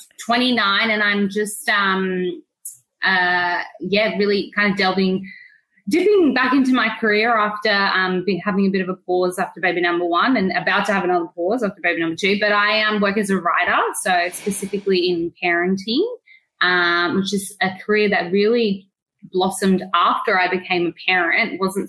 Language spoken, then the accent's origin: English; Australia; growing up in Australia.